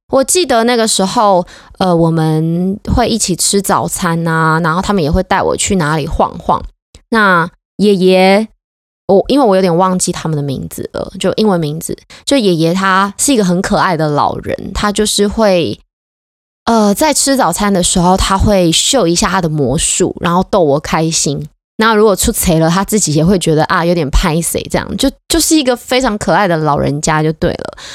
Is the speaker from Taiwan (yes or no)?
yes; Taiwan; 我是台湾人，所以他们知道我会讲中文